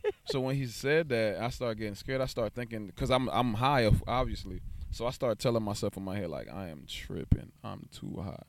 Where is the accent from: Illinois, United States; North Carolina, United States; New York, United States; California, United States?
New York, United States; now in Texas, United States; I'm originally from New York.